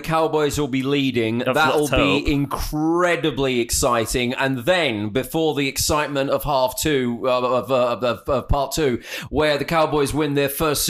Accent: United Kingdom; as a Brit

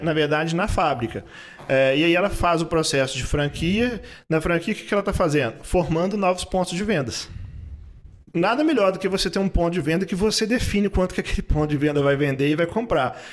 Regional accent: Belo Horizonte, Minas Gerais, Brazil; also born or lived in Três Pontas / Ireland; now in Ouro Branco, Brazil; sou do sul de Minas, eu sou nascido em Três Pontas, ah. né, mas morei a, a, praticamente a minha vida quase toda em Belo Horizonte

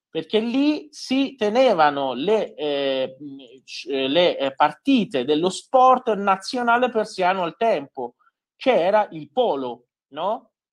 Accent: Iran; also born or lived in Isfahan (maternal family); Io da iraniano

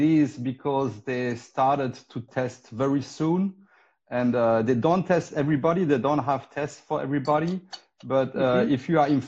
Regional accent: Lausanne, Vaud, Switzerland; English is a second language; moved away; also born or lived in northern Spain / Catalonia, Spain / Germany; I was born in the French part of Switzerland, in Lausanne, where Rollerblade was born in Europe. So my parents are Spanish, from northern Spain

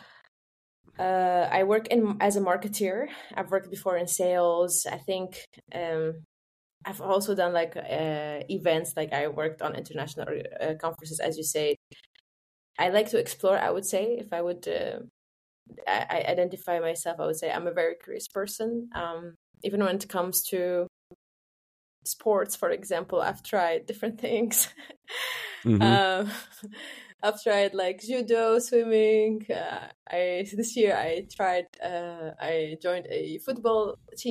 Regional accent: Tunisia; moved away as an adult; also born or lived in Rotterdam, Netherlands; now in Germany; I grew up in Tunisia. I had my education there until higher education

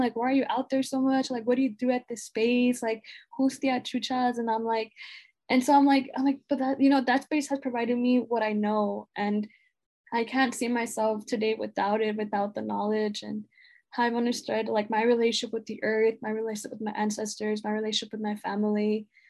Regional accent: Los Angeles, California, United States; growing up in Pacoima and that really being the only thing I knew growing up

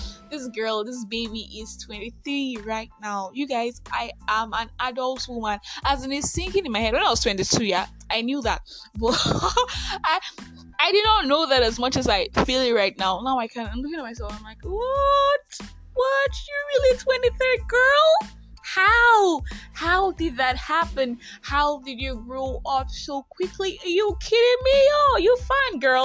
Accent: Nigeria; I am that Nigerian Christian talkaholic

